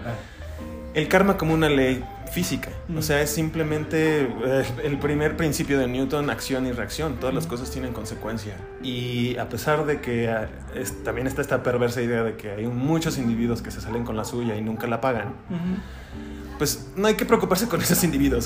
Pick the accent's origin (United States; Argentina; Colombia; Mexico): Mexico; somos vecinos como mexicanos